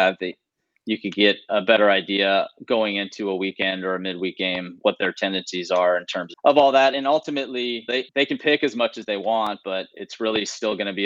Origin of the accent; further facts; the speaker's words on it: California, United States; I'm from California, obviously. So I grew up with Pac-10 baseball